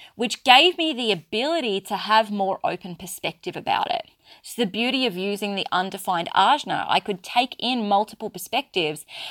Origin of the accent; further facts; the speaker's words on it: Australia; accent: Australian; I'm very clearly Australian, if you haven't picked that up from my accent, and yes, I do live in Australia